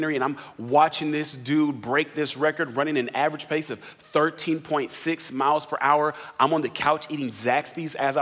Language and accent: English; Riverside, California, United States; moved away as an adult; also born or lived in Atlanta, Georgia; now in San Antonio, United States; I'm originally from Los Angeles area, Riverside, California, to be more specific.